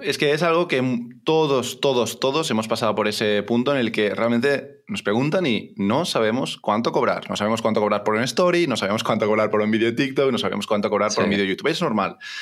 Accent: Barcelona, Catalonia, Spain; tengo 29 años, soy de Barcelona

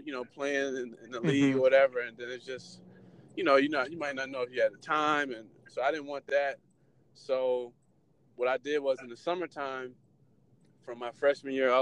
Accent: Washington, District of Columbia, United States; moved away as an adult; also born or lived in Atlanta, Georgia / Denver / Baltimore / Jacksonville; born and raised in Washington, D.C.

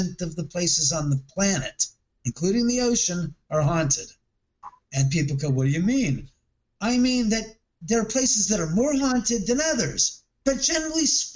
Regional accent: Los Angeles, California, United States; the house I grew up in Bel Air

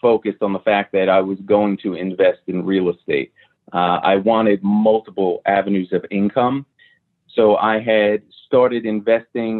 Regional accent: New York City, New York, United States; I grew up in New York City.

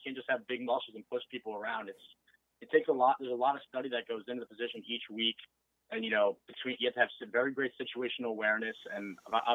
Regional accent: Long Island, New York, United States; I was born on Long Island. I've never moved from this house

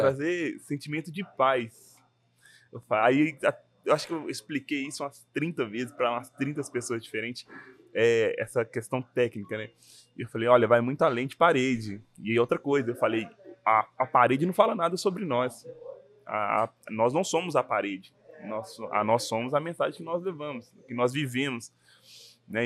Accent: Belo Horizonte, Minas Gerais, Brazil; sou de BH

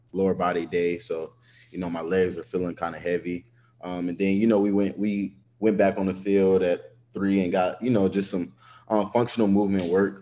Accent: Atlanta, Georgia, United States; I'm a kid from Atlanta, Georgia. That's where I grew up

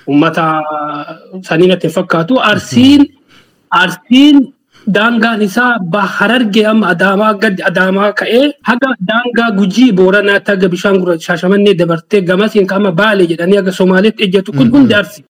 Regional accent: Tulla, Munesa district, East Arsi, Oromia, Ethiopia; also born or lived in Gullallee, Chilalo (Arsi); Ani Oromiyaa arsii bahaa eh, aanaa muunessaa bakka Tuullaa jedhamutti dhaladhe.

